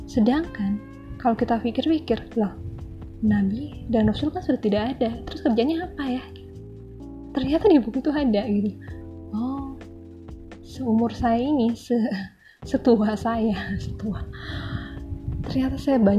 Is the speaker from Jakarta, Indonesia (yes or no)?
no; Bandung, West Java, Indonesia; born there; Perkenalkan … Saya ibu dari tiga orang anak Saya kelahiran Bandung Tahun 83